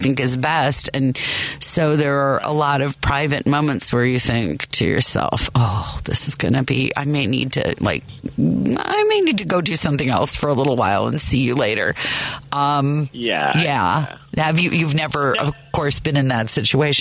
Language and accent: English; Chicago, Illinois, United States; as a Chicagoan and theater lover